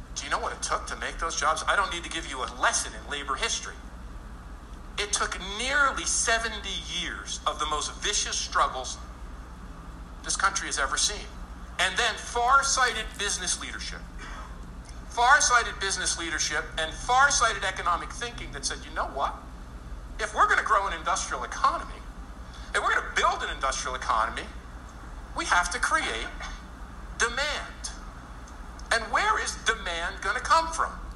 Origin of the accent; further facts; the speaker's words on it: New Jersey, United States; I grew up totally Sopranos in New Jersey.